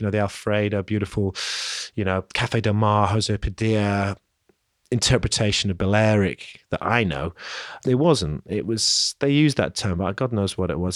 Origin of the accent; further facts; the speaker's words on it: London, United Kingdom; moved away; also born or lived in Leeds; growing up in London and then moving north to Leeds